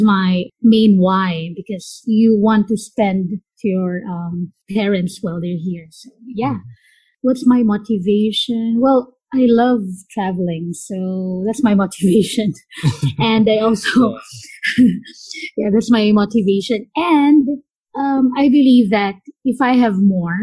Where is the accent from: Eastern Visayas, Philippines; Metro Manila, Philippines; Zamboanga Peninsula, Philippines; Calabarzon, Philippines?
Calabarzon, Philippines; San Pedro; also born or lived in Muntinlupa; I basically grew up in San Pedro, Laguna, and then we transferred to Montelupa